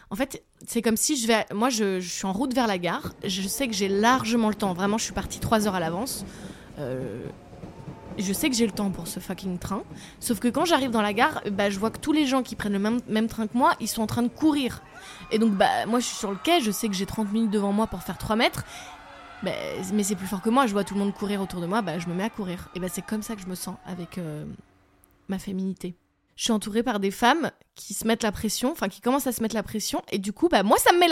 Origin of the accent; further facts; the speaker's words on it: southern France, France; accent: southern French; l'accent du sud, bordel si je dois mettre un euro dans une tirelire pour, euh, pour toutes les fois où je parle avec un accent du sud